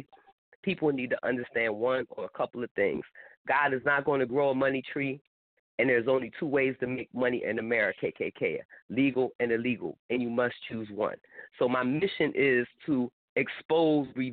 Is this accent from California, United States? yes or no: no; Philadelphia, Pennsylvania, United States; now in Tampa, United States; I'm from Philly